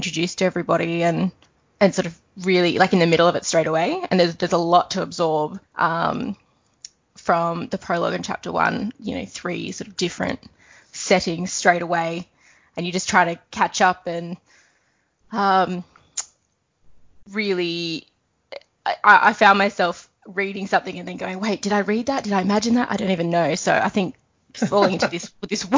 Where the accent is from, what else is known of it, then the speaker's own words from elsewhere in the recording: Australia; I'm also 31 and from Australia and married to Dak